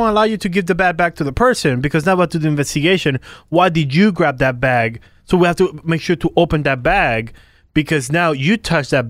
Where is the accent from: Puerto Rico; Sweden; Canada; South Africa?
Puerto Rico; moved away; if I'm coming from Puerto Rico, that's all we have.